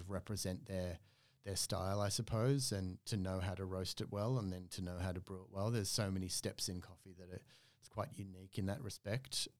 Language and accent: English; Australia; moved away as an adult; also born or lived in Oslo, Norway; as an Australian